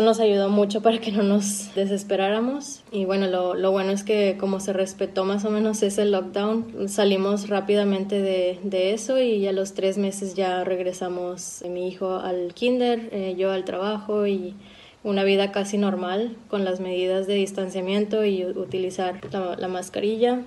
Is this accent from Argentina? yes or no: no; Monterrey, Nuevo León, Mexico; now in Berlin, Germany; soy mexicana de Monterrey y vivo en Berlín hace ya tiempo